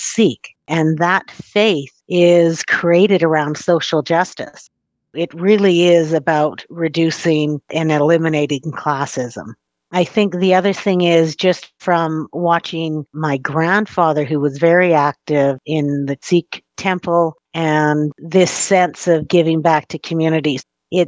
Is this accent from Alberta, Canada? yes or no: yes; Treaty 7 land, Alberta, Canada; I was born and raised on Treaty 7